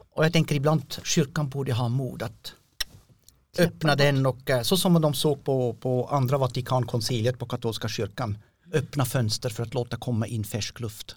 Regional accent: Switzerland; Swedish is a second language; moved away as an adult; also born or lived in Kristianstad / Norrland / Kiruna; now in Björkö, Sweden; jag kommer från Schweiz

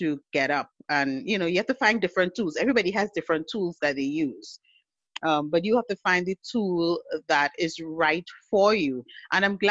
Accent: Trinidad & Tobago; I am from the Twin Island Republic of Trinidad and Tobago in the sunny Caribbean

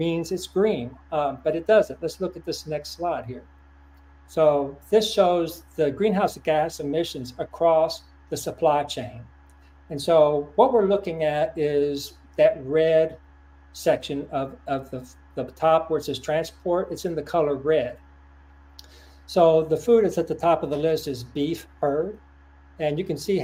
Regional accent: Lexington, Kentucky, United States; my hometown, Lexington, Kentucky

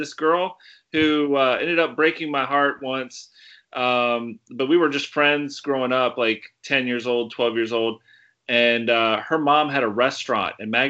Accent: Virginia Beach, Virginia, United States; I grew up in Virginia Beach

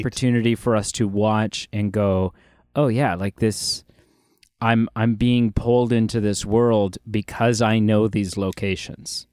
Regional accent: Ontario, Canada; as a Canadian, um, and specifically as an Ontarian

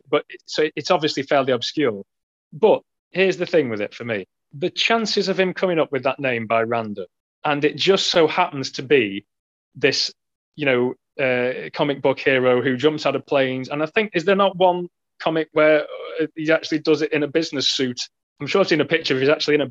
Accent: United Kingdom; we're both British

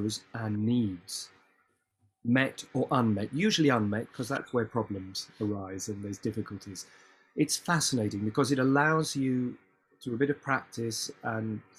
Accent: United Kingdom; we are British

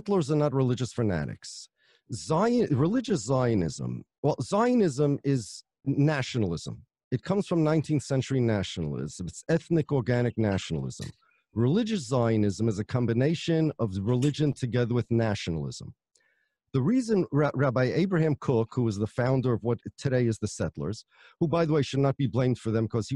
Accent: United States; I'm an American, my family's from Poland

